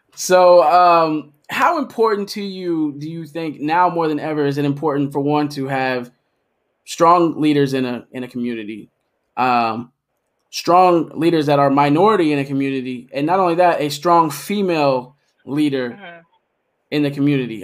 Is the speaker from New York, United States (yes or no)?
no; Middletown, Ohio, United States; I'm born from Middletown too